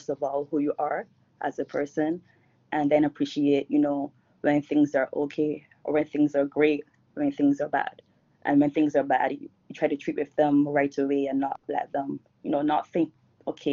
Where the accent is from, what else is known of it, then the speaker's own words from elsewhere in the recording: Barbados; I'm from Barbados, and I'm here now as well in Barbados.